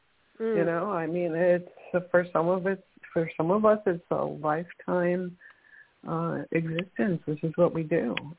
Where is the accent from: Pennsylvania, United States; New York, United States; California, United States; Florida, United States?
New York, United States; moved away; I'm originally from New York